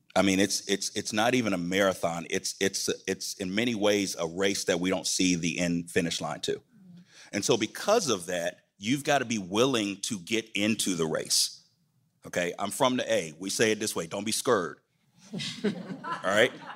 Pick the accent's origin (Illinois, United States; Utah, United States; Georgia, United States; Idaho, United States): Georgia, United States; Atlanta; in my hometown